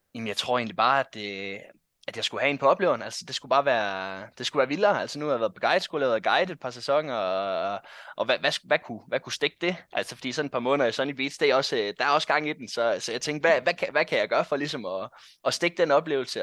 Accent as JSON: {"language": "Danish", "area": "North Jutland", "region": "North Denmark Region", "country": "Denmark", "said": "jeg kommer fra Nordjylland. Hasund hedder den by faktisk, jeg bor i. Den ligger øh, en halv time fra Aalborg cirka"}